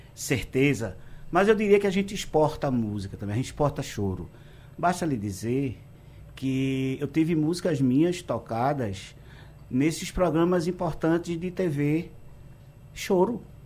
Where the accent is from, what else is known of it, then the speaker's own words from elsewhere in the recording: Pesqueira, Pernambuco, Brazil; eu sou de Pesqueira